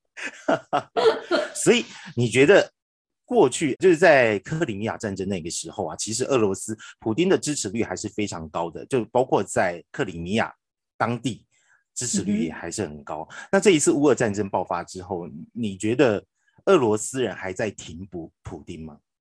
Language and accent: Chinese; Taiwan; 我们台湾人